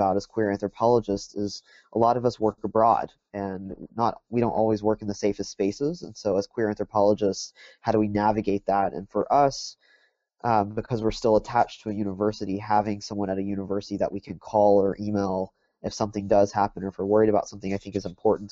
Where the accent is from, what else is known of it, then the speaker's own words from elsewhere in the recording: Texas, United States; I grew up in Texas, and I did my undergrad work at Texas A&M